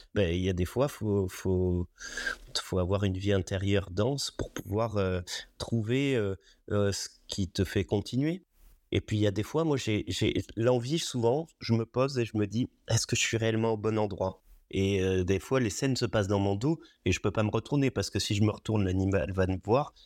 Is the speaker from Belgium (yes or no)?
no; Roya Valley, Provence-Alpes-Côte d'Azur, France; also born or lived in Nice; je, suis enfant de la vallée de la Roya, effectivement. J'ai vécu dans cette vallée. Je suis né euh, à Nice, mais euh, dès les premiers jours euh, après ma naissance, je suis remonté dans, cette vallée